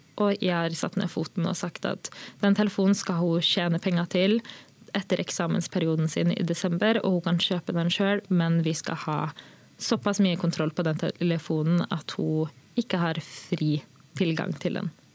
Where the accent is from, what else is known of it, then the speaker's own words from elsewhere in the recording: Molde, Møre og Romsdal, Norway; also born or lived in Sri Lanka; Vi var jo en av de første som kom til Molde